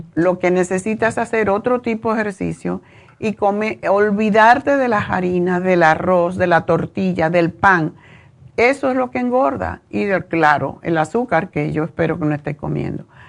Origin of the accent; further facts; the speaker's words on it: Cuba; Yo soy cubana